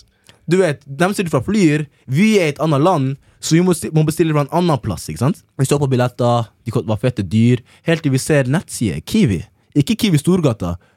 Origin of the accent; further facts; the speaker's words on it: Norway; Jeg er norsk